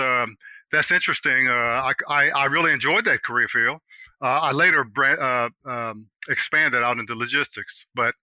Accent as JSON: {"language": "English", "town": "Washington", "region": "District of Columbia", "country": "United States", "tie": "born or raised there", "said": "I was born and raised in Southeast DC"}